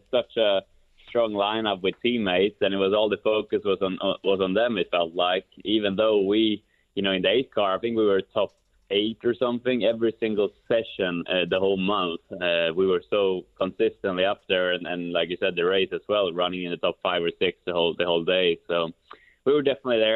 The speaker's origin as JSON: {"language": "English", "town": "Kumla", "region": "Örebro County", "country": "Sweden", "tie": "born or raised there", "moved": "yes", "said": "my hometown of Kumla, Sweden"}